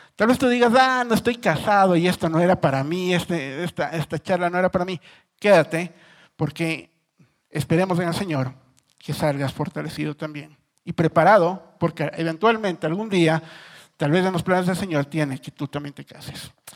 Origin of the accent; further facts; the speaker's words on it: Ecuador; yo soy ecuatoriano